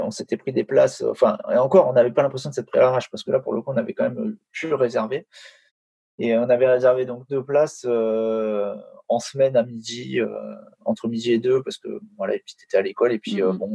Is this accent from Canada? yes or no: no; France; franchement Paris c'est ma ville préférée, mais mais c'est vrai que ça, ça, fait ça fait mal au cœur en tant que Français de, de, dire ça et de voir ça